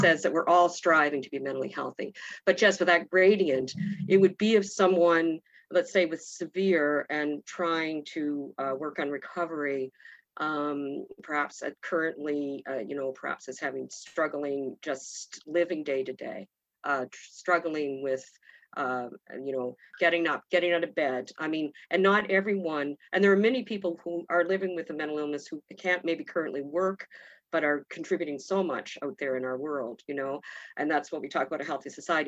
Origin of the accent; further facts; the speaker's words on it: New Brunswick, Canada; I grew up in New Brunswick in a small community